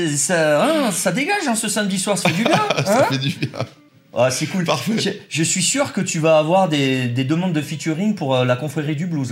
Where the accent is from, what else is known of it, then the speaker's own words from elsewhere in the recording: Saint-Étienne, Auvergne-Rhône-Alpes, France; on est stéphanois